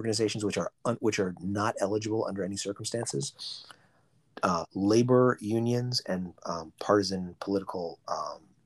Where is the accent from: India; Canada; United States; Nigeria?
United States; Boston, Massachusetts; I'm from Boston, we call them parochial schools up here